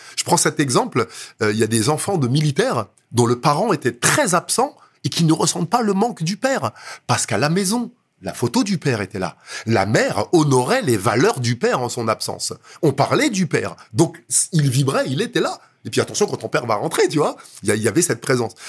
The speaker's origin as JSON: {"language": "French", "town": "Villejuif", "region": "Île-de-France", "country": "France", "tie": "born or raised there", "also_born_or_lived": "Dakar, Senegal"}